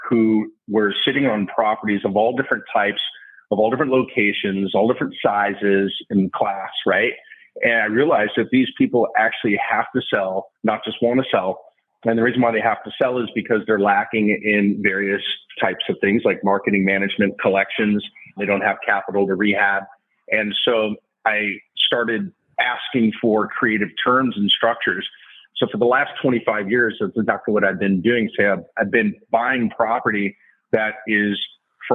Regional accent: Southern California, United States; also born or lived in New York / Texas; my 3 older sisters and I grew up out here in Southern California area

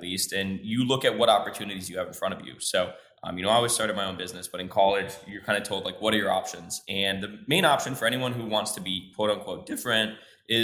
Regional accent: Minnesota, United States; moved away as an adult; also born or lived in Mexico City, Mexico; now in Mexico; I grew up in Minnesota, or in the North. I probably should say where I grew up in the Midwest in Minnesota

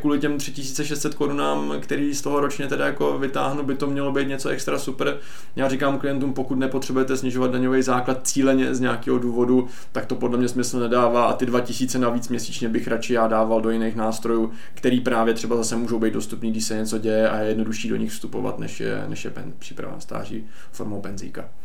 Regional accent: Czechia; my do jisté míry jako Češi jsme dost omezení

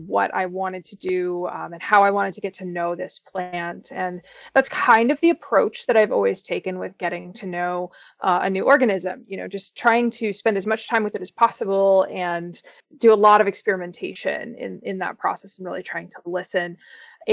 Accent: Pocono Mountains, Pennsylvania, United States; I grew up in the Pocono Mountains in Pennsylvania

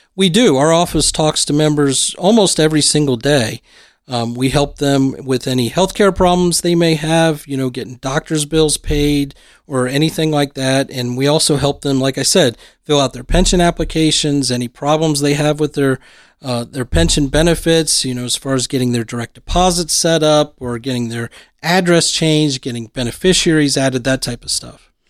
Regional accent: Lima, Ohio, United States; growing up in somewhat small towns, you in Portsmouth, me in Lima

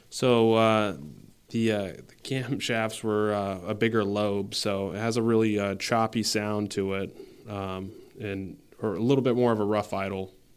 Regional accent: San Antonio, Texas, United States; now in Saint Albans, United States; I'm originally from San Antonio, Texas, um, for most of my life, but, uh, I'm here in Saint Albans, Vermont now

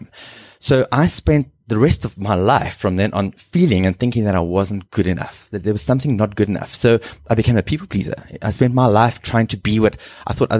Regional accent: Cape Town, Western Cape, South Africa; first language English; also born or lived in Zimbabwe; I grew up in Zim and moved to Cape Town and went to a preparatory school there at Durbanville.

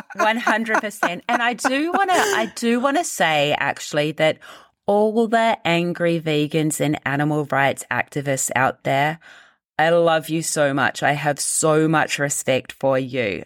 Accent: New Zealand; I grew up in New Zealand

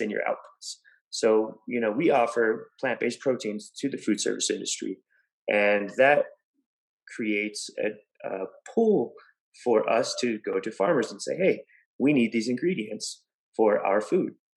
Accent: Gallup, New Mexico, United States; I was raised in Gallup, New Mexico

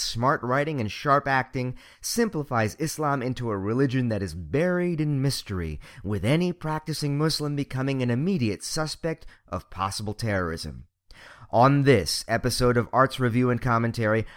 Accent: Montgomery County, Maryland, United States; I was born and raised here, in the affluent and relatively racially diverse region of the DC metro area, Montgomery County, Maryland

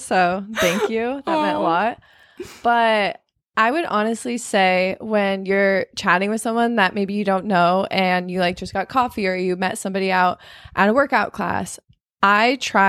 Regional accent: Arizona, United States; I live in Arizona, or I live in California. I'm from Arizona. I'm 23 and I'm a certified personal trainer.

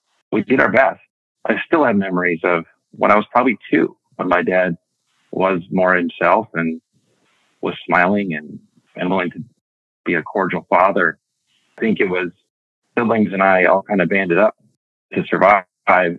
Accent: Mankato, Minnesota, United States; moved away as an adult; I was born in Mankato, Minnesota in 1972. I'm one of 9 kids. I'm number 2 of 9. I went to high school in Mankato

